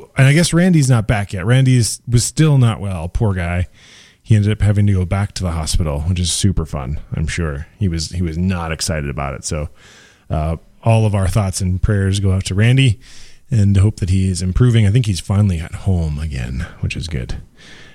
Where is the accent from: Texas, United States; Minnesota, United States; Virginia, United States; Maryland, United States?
Minnesota, United States; Minneapolis; I'm from Minneapolis